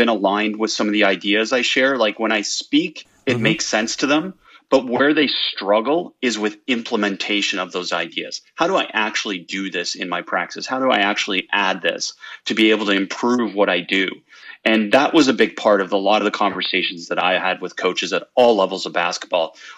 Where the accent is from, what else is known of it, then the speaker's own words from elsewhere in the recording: Canada; moved away as an adult; now in California, United States; growing up in Canada